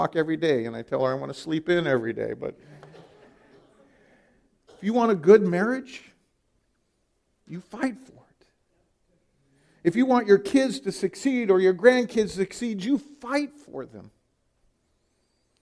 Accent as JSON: {"language": "English", "region": "California", "country": "United States", "moved": "as an adult", "lives_now": "Iowa, United States", "said": "I'm from California"}